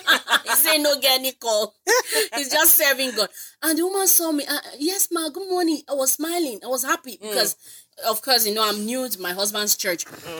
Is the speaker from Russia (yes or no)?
no; Lagos, Nigeria; I grew up in Ajegunle.